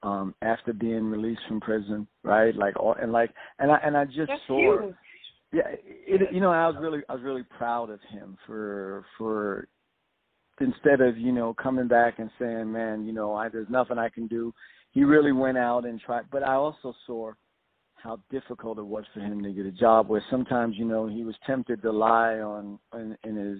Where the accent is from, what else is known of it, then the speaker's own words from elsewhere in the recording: New York City, New York, United States; Born and raised in South Jamaica, Queens